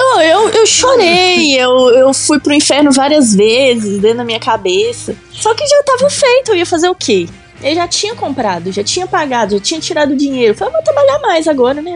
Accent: Belo Horizonte, Minas Gerais, Brazil; now in Sarzedo, Brazil; Eu sou de Belo Horizonte

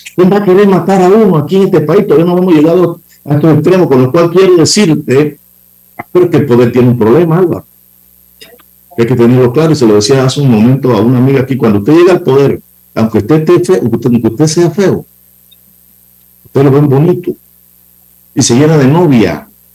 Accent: Los Santos, Panama; Mi casa, Los Santos, está solita

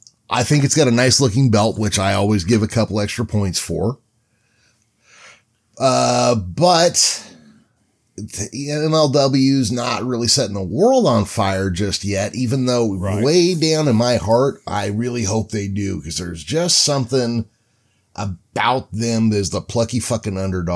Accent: California, United States; as a Californian

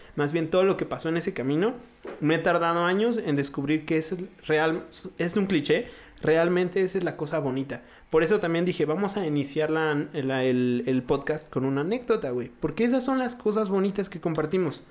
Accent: Mexico

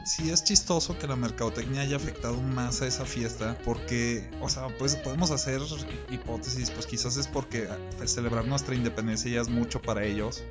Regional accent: central Mexico, Mexico; nosotros del centro

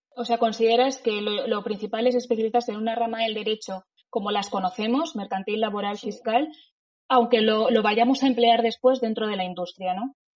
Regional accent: Madrid, Community of Madrid, Spain; Soy madrileña de nacimiento y de sentimiento

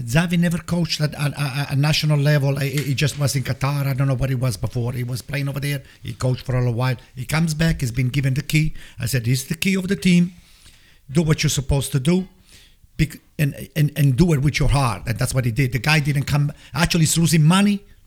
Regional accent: Italy; moved away as an adult; now in United States; I grew up in Italy

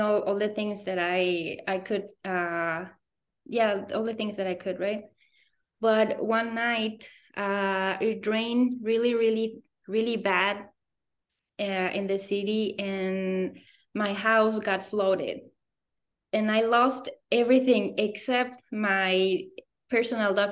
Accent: Morelia, Michoacán, Mexico; moved away as an adult; also born or lived in Guanajuato / Querétaro; I grew up in Morelia, is my home state in Michoacán.

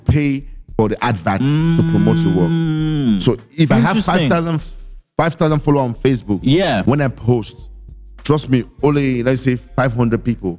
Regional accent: Nigeria; now in South Africa; Nigeria, I got a lot of people there because that's my home country.

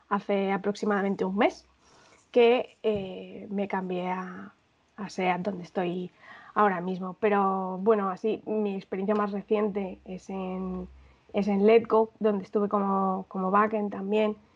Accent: Madrid, Community of Madrid, Spain; moved away as an adult; now in Barcelona, Spain; yo soy de Madrid

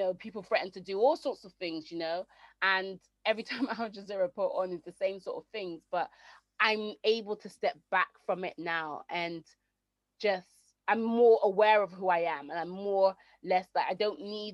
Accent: Jamaica; I am Jamaican, but there's no way that you know that I'm Jamaican.

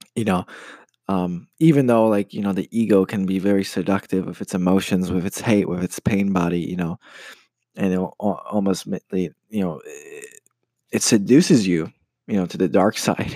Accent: United States; moved away as an adult; now in Poland; I'm Polish American. I grew up in the States and uh, I moved to Poland about five years ago to study

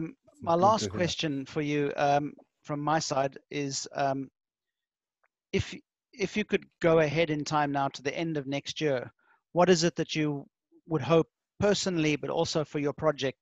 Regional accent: Finland; And you've brought the home fire of Finland and my hometown to the fore. So I'm very proud and happy about that.

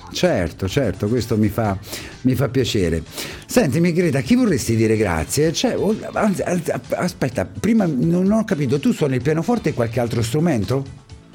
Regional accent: Ascoli Piceno, Marche, Italy; accent: Ascolano; io ho l'accento ascolano

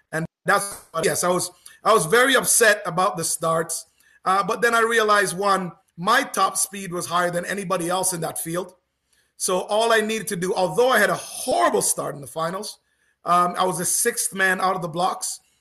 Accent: Canada; as a Canadian

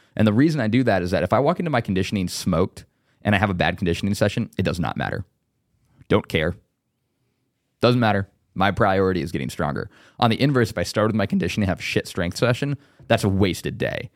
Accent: Indiana, United States; I was from Indiana

